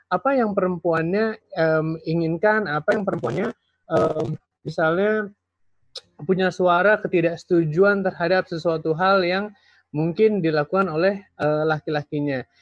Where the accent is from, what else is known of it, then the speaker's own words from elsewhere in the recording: West Sumatra, Indonesia; Saya ambil contoh, misalnya dalam uh, budaya Minang ya, karena kebetulan saya dari